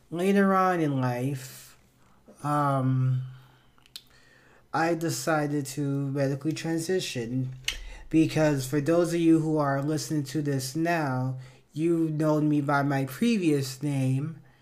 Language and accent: English; Miami, Florida, United States; I was born and raised in Miami, Florida